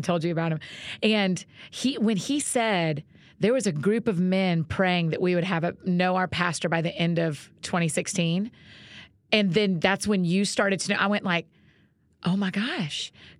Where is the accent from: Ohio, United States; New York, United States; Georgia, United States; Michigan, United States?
Georgia, United States; because I'm from Georgia